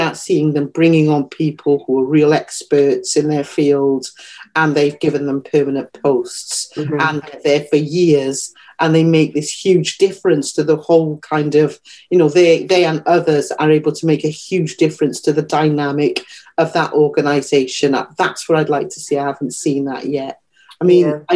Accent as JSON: {"language": "English", "region": "Wales", "country": "United Kingdom", "moved": "yes", "said": "I am black and I am Welsh. I'm from Wales"}